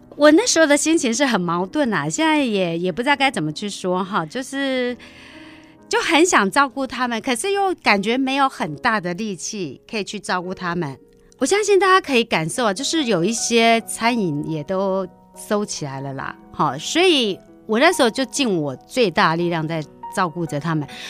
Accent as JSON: {"language": "Chinese", "town": "Zhubei", "region": "Hsinchu County", "country": "Taiwan", "tie": "born or raised there", "said": "我本来就是竹北长大的孩子"}